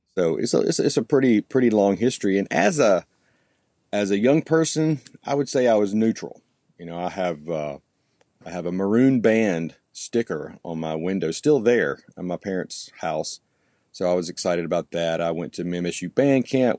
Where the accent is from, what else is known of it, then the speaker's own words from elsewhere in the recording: Oxford, Mississippi, United States; also born or lived in Texas; I grew up here